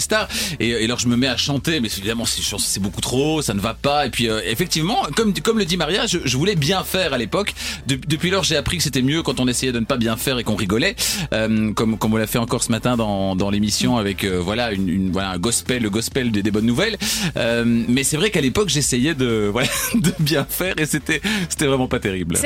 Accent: Namur, Wallonia, Belgium; je suis namurois, et donc j'étais, je prenais, le bus à la gare de, Namur

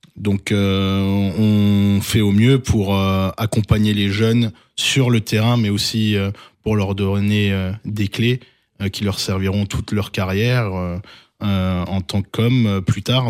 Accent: Alsace, Grand Est, France; en tant qu'Alsacien

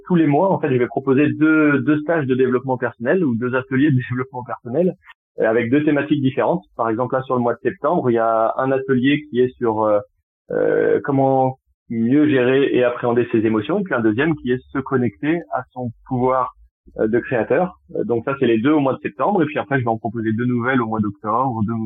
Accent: Tours, Centre-Val de Loire, France; also born or lived in Poitiers; now in Bordeaux, France; je suis originaire de Tours, mais j'ai passé dix ans sur Poitiers et je suis arrivé il y a, il y a pas très longtemps sur euh, sur Bordeaux

